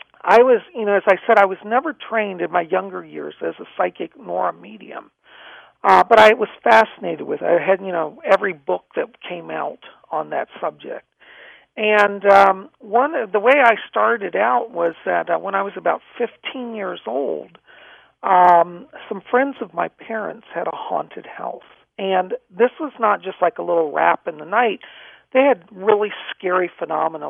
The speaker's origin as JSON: {"language": "English", "town": "Alexandria", "region": "Virginia", "country": "United States", "tie": "born or raised there", "said": "I grew up in Alexandria, Virginia."}